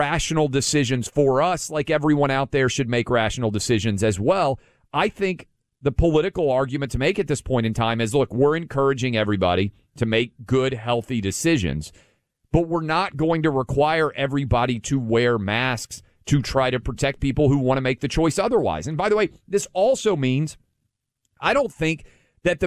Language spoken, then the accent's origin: English; Nashville, Tennessee, United States; My hometown, I was a public school kid, K through 12 in Nashville, Tennessee.